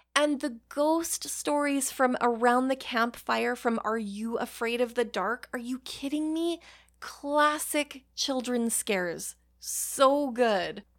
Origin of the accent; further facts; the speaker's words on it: Canada; Being Canadian